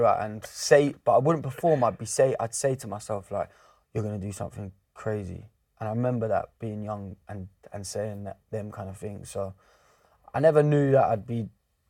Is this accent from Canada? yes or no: no; Bedford, East of England, United Kingdom; I'm from Bedford originally, so where I used to live, there was a football pitch right outside my mum's house